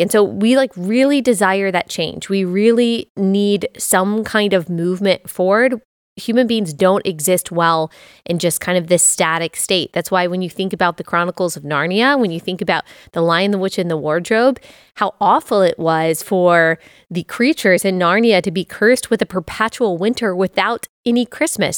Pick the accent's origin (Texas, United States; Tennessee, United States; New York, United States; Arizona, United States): Texas, United States; moved away as an adult; also born or lived in Athens, Georgia / Greenville, South Carolina; as someone who was born and raised in Texas